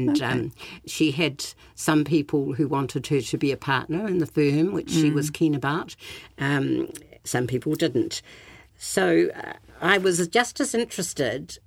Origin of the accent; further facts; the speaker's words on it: Southland, New Zealand; I come from Southland